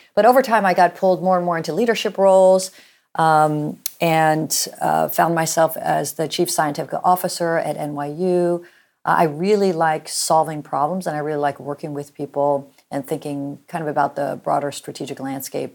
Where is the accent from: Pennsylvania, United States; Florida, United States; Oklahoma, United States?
Oklahoma, United States; Norman; I grew up in Norman, Oklahoma